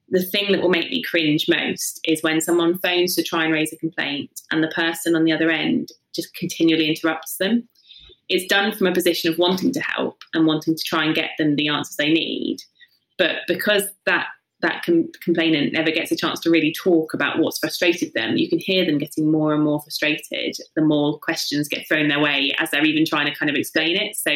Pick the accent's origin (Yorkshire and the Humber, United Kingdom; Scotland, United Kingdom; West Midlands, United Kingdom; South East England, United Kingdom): South East England, United Kingdom; From the south coast, so yeah, just Hampshire.